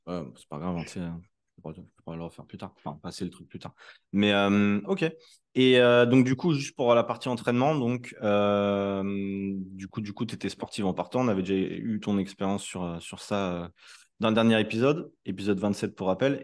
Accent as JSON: {"language": "French", "country": "France", "said": "Nous, en tant que Français"}